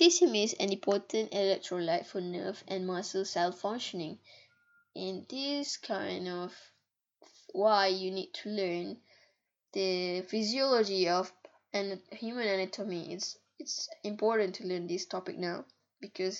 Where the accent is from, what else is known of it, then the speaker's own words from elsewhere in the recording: Malaysia; English is a second language; I was born in Malaysia